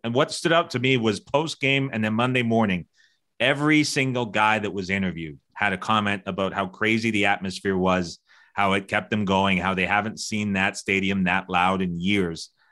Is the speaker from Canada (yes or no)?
yes; Canada; I'm Canadian